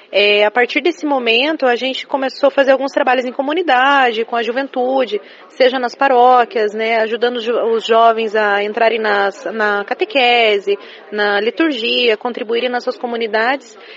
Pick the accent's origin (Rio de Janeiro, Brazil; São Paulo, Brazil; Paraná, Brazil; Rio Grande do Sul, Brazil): Paraná, Brazil; Curitiba; sou de Curitiba